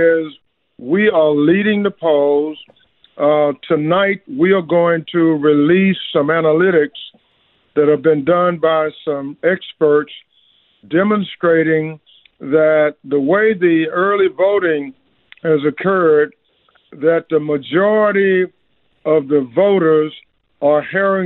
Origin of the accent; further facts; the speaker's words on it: Memphis, Tennessee, United States; my hometown, Memphis, Tennessee